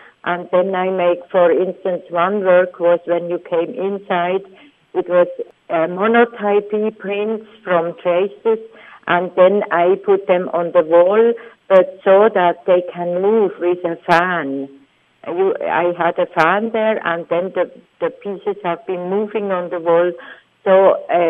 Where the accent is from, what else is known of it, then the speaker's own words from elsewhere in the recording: Switzerland; I am from Switzerland. It's a very small country among Europe